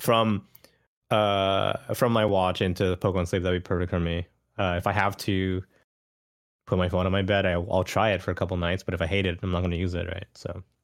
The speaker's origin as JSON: {"language": "English", "country": "Canada", "tie": "born or raised there", "said": "I grew up in Canada and I didn't speak Japanese as a kid"}